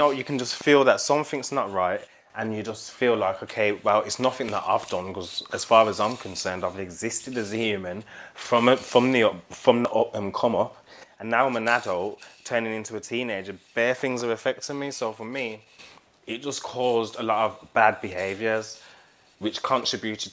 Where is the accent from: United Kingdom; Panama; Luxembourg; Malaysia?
United Kingdom; England; born or raised there; now in London, United Kingdom